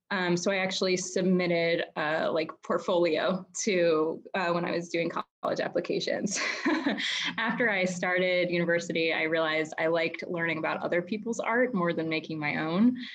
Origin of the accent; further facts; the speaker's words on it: United States; I grew up outside of Washington, D.C.